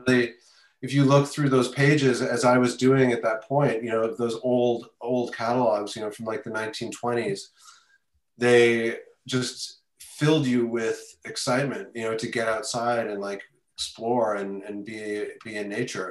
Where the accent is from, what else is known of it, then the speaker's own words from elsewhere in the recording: Canada; now in New York City, United States; I am originally from Canada, moved to New York about 25 years ago to New York City.